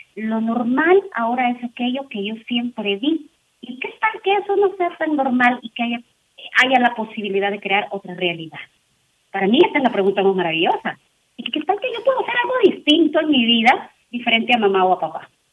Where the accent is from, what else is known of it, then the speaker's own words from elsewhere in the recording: El Salvador; now in Mexico; yo soy de El Salvador, tengo mi estructura, vivo en un país que es México